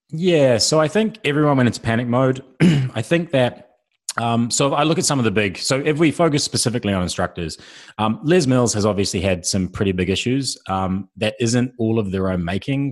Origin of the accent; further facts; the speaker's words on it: New Zealand; I'm a New Zealander.